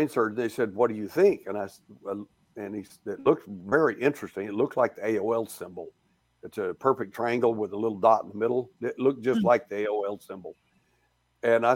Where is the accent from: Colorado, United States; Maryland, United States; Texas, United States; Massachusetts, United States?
Texas, United States; I was born in Texas